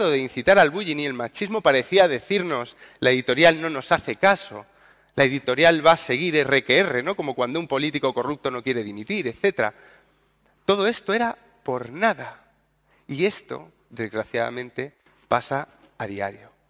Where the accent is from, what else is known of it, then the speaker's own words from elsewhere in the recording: Andalusia, Spain; Yo no soporto que se metan con mi, región. Yo soy andaluz